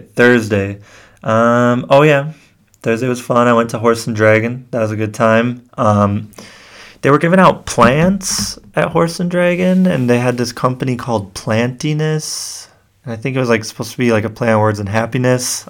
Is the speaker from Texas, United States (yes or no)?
no; Kenosha, Wisconsin, United States; I grew up in Kenosha, Wisconsin